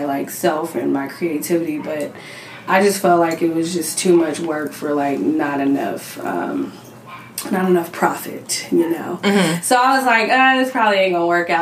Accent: Cerritos, California, United States; also born or lived in Los Angeles area; I'm from Cerritos, but I've been everywhere in the LA area

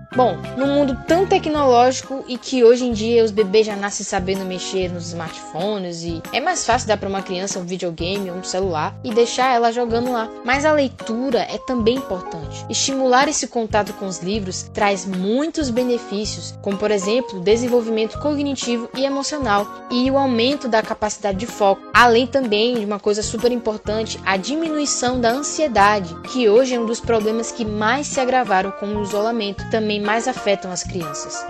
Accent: Bahia, Brazil; Brasileiro, baiano

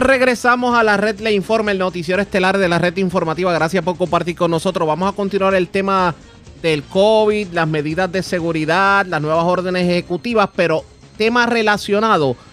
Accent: Puerto Rico; como puertorriqueños

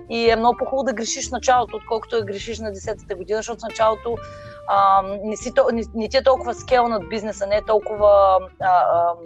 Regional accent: Varna, Varna Province, Bulgaria; Но аз съм си от Варна, може би да го оставим софийския диалект и да си говоря на варненско.

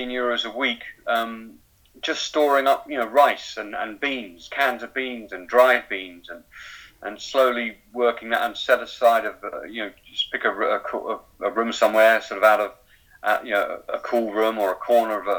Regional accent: Ireland; I'm an Irish nationalist

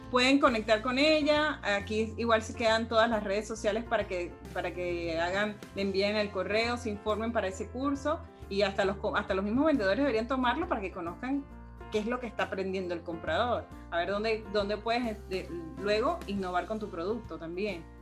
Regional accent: Caracas, Capital District, Venezuela; no, yo soy de Caracas

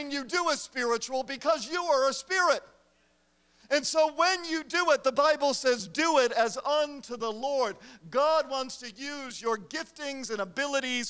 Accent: United States; I am an American

